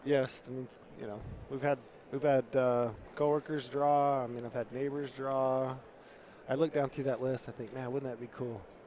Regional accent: Utah, United States; in Utah, my home state

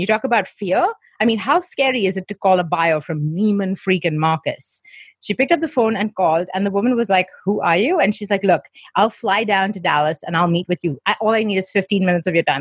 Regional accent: Mumbai, Maharashtra, India; I grew up in Mumbai, where we have the British schooling system

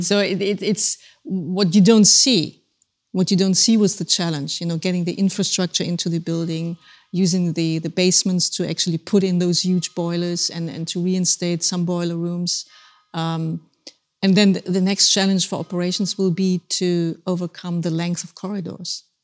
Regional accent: Germany; moved away; Germany, my home country

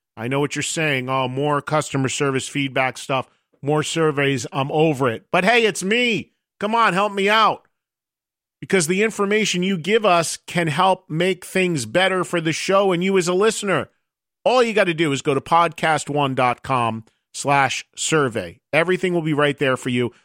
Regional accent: New Jersey, United States; I'm from New Jersey

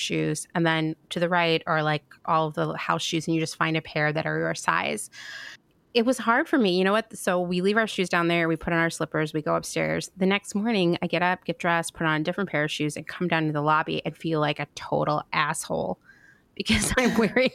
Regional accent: United States; as an American

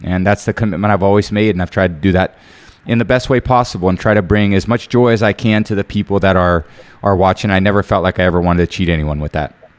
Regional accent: Bay Area, California, United States; growing up in the Bay Area, watching the Niners

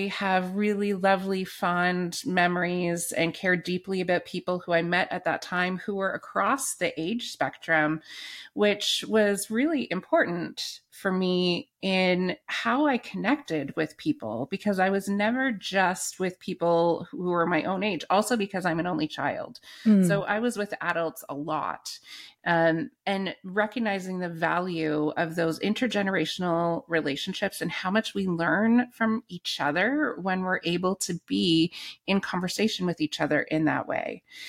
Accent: Canada; because I grew up in the Anglican Church in Canada, mm-hmm. which is Episcopal in the US.

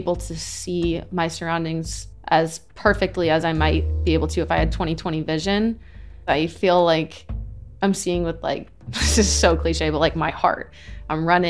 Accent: Southern Maine, United States; moved away; my optometrist is in my hometown in Southern Maine

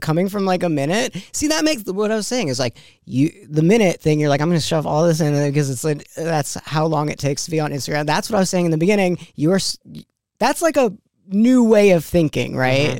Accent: New York, United States; I grew up in New York

